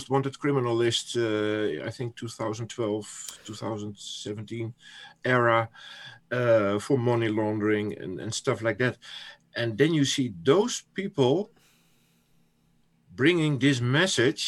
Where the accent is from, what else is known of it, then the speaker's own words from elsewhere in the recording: Netherlands; first language Dutch; English is a second language; I'm from the Netherlands, so English is not my first language